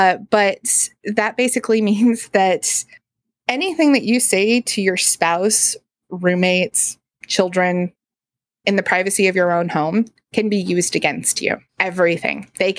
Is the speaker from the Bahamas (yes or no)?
no; United States; I, as an American